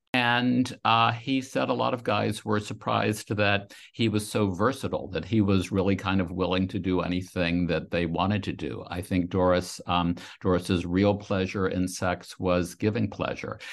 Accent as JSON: {"language": "English", "region": "Louisiana", "country": "United States", "tie": "born or raised there", "said": "I grew up in a town in Louisiana"}